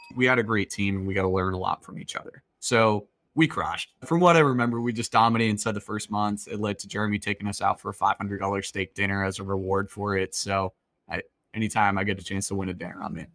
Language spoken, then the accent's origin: English; Boston, Massachusetts, United States; I'm from Boston